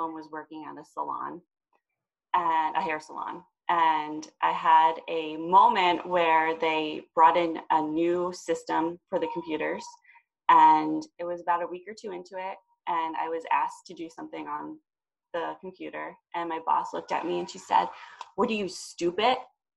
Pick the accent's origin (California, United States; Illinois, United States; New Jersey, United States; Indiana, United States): New Jersey, United States; I'm from New Jersey.